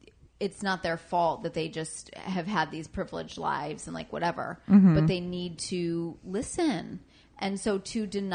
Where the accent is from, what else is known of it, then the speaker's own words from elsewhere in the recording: Michigan, United States; Just outside Detroit, Michigan.